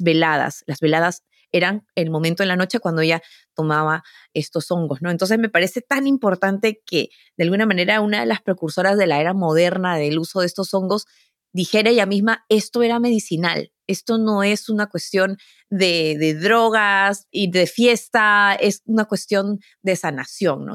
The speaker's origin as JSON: {"language": "Spanish", "country": "Peru", "moved": "yes", "lives_now": "United States", "said": "Yo vengo de Perú"}